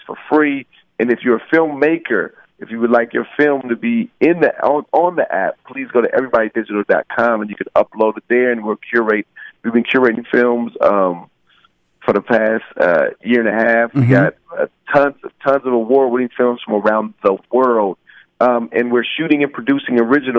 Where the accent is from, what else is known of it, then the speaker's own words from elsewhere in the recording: Rialto, California, United States; the name stems from the area that I grew up in Rialto, California. It was a pretty kind of rough pocket at the time.